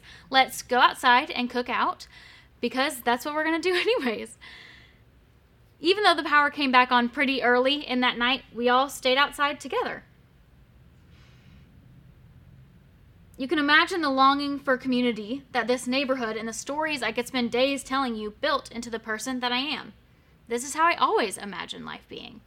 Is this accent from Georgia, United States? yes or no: no; Murfreesboro, Tennessee, United States; moved away as an adult; also born or lived in Knoxville, Tennessee; now in Blount County, United States; I grew up in Murfreesboro, Tennessee, went to Knoxville for school, and then decided to stick around